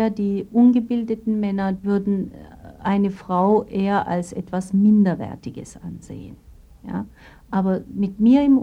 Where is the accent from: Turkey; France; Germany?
Turkey; Und sobald die gehört haben, ich bin Türkin, bin ich sogar da abgewiesen worden.